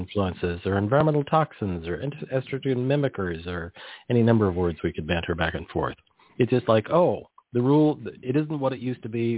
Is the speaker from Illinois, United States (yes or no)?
no; near the Salinas Valley, California, United States; I grew up near the Salinas Valley